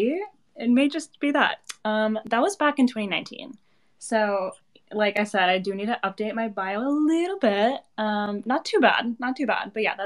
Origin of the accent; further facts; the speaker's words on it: Connecticut, United States; now in Los Angeles, United States; I'm actually in my hometown. I'm in Connecticut right now, but I am usually LA-based. I'm just visiting my family.